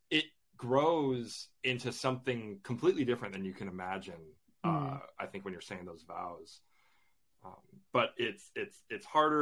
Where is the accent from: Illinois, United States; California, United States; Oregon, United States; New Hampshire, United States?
Illinois, United States; Chicago; moved away as an adult; now in England; I grew up in the Chicagoland area, and my family and I, we moved here to England for me to work on a grad school program